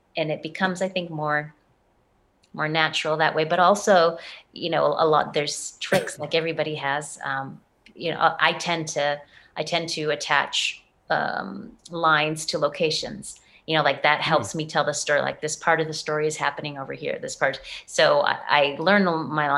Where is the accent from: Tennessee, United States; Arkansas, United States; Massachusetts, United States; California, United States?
Massachusetts, United States; Boston; moved away; I'm from Boston